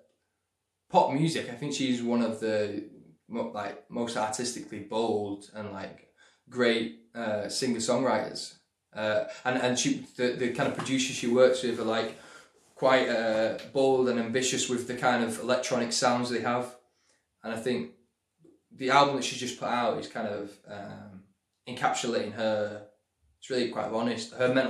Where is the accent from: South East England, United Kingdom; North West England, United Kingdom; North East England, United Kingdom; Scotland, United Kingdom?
North West England, United Kingdom; Manchester; moved away as an adult; also born or lived in London; I'm from Manchester, and I went down to London to pursue acting